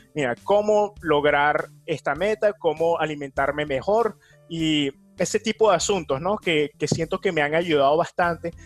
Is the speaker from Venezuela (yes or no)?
yes; Venezuela; now in New York, United States; en mi país natal, en Venezuela